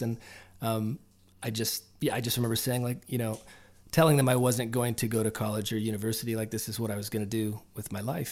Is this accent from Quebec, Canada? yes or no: no; Peterborough, Ontario, Canada; also born or lived in Nashville; this is where I started the band and did a bunch of indie records before